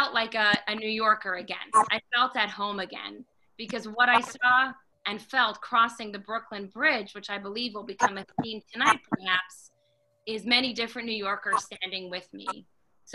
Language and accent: English; Montreal, Quebec, Canada; now in New York, United States; I grew up in Montreal, Canada.